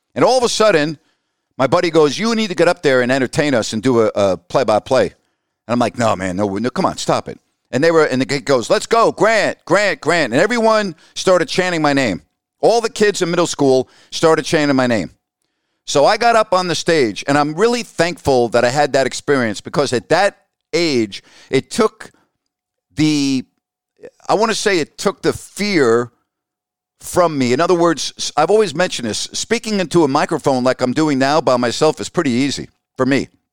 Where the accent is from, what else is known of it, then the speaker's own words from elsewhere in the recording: Syosset, New York, United States; moved away; had I not grown up in New York